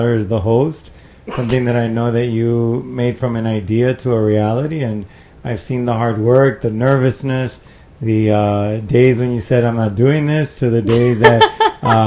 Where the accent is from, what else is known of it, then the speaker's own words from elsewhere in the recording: Miami, Florida, United States; I was born in Miami. I'm the son of two Cubans